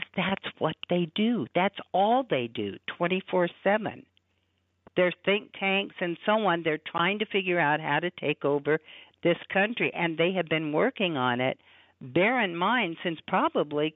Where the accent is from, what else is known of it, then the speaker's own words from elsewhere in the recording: Southern California, United States; moved away; I grew up in California, in Southern Cal